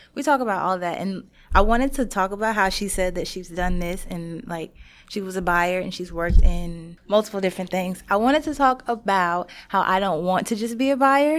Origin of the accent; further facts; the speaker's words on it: Shreveport, Louisiana, United States; I'm from Shreveport